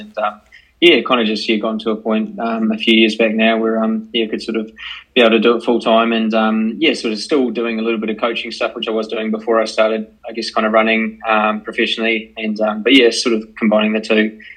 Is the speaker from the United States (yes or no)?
no; Christchurch, Canterbury, New Zealand; from Christchurch, New Zealand